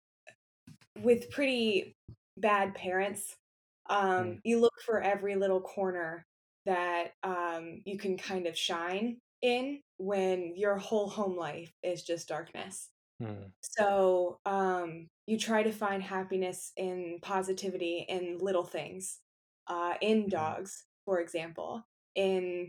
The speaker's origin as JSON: {"language": "English", "town": "Akron", "region": "Ohio", "country": "United States", "tie": "born or raised there", "lives_now": "Cleveland, United States", "said": "I am born and raised in Akron, Ohio, currently living in Cleveland, Ohio"}